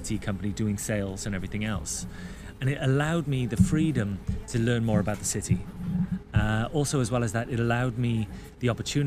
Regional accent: United Kingdom; moved away as an adult; I'm a Brit

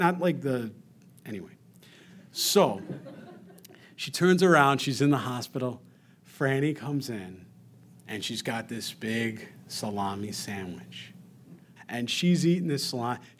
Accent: New York, United States; We're from New York

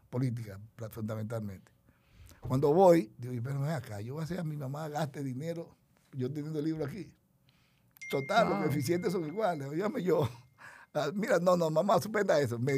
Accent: Barahona, Dominican Republic; Nosotros vinimos de Barahona. Mi familia, mi papá murió muy joven.

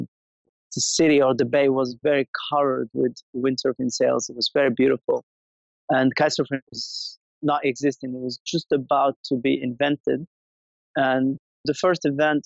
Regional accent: Essaouira, Marrakesh-Safi, Morocco; moved away; I was born and raised in Essaouira

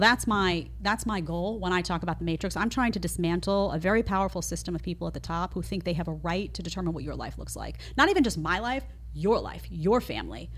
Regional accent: New York City, New York, United States; I grew up in New York City, around a bunch of liberals

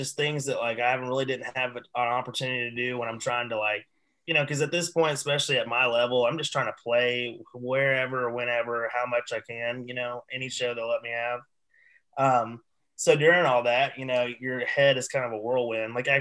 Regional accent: East Tennessee, United States; I'm from East Tennessee

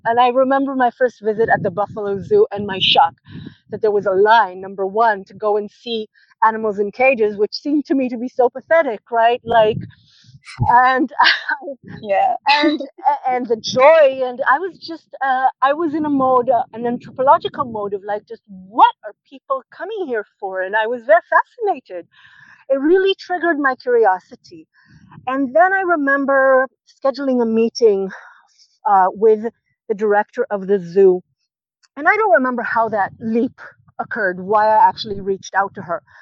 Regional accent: Israel; moved away as an adult; I visited uh, my my hometown after a few years of not being there

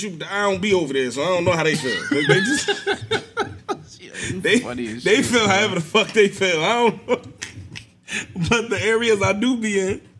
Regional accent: North, New Jersey, United States; I'm from over here. I'm from North.

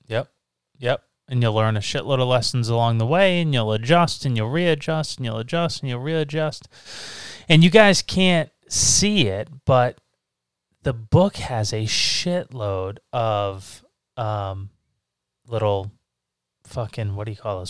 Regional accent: Massachusetts, United States; we're from Massachusetts

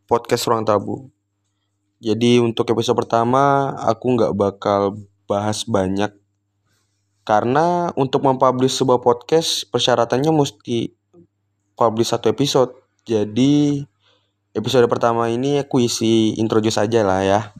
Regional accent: Tarakan, North Kalimantan, Indonesia; bingung nih kalau di daerah aku Tarakan tuh kayak nggak biasa banget ngomong gua gua gitu jadi biasanya aku kamu gitu

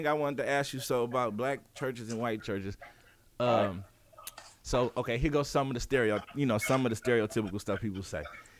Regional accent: Detroit, Michigan, United States; I'm from Detroit

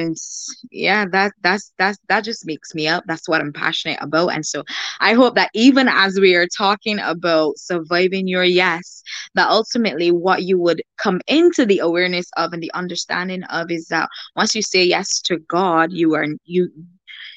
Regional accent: Barbados; I'm from Barbados

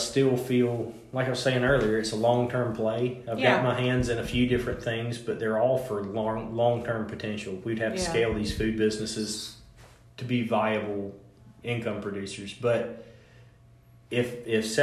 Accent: Effingham County, Georgia, United States; now in Metter, United States; I thought I would raise my kids in my hometown

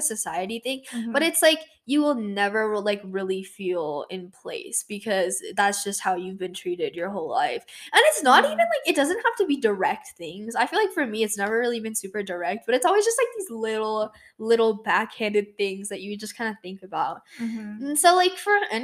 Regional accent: United States

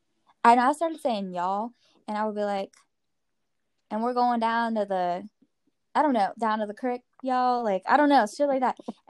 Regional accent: Maryland, United States; also born or lived in West Virginia; I lived in West Virginia for 4 years. So, like, I came from Maryland and I felt like I did not have any type of distinctive accent.

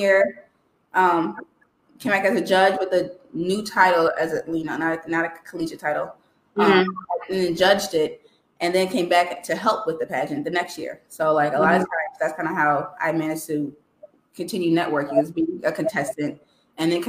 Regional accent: Chicago, Illinois, United States; I was born in Southside Chicago and then moved to the suburbs.

